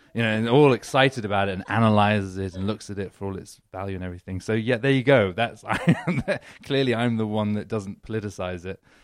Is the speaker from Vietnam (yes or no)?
no; United Kingdom; moved away as an adult; also born or lived in London / New York; now in Los Angeles, United States; I'm British.